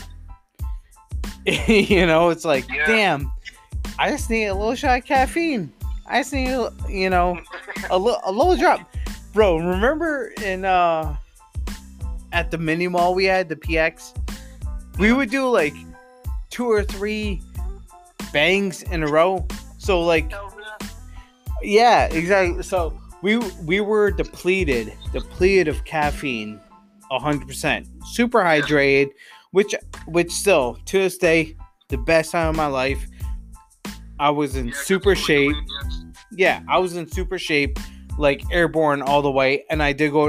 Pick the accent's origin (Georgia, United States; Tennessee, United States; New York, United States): New York, United States; Johnstown; I come from, and I'll quote unquote this, Johnstown, or I'd say upstate New York.